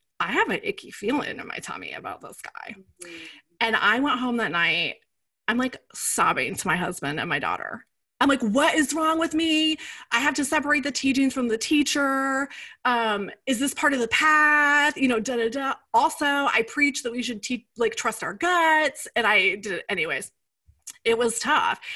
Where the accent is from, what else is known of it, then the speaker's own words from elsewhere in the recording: Iowa, United States; moved away; also born or lived in New York City; I grew up in the Midwest. I grew up in Iowa. I grew up in a small town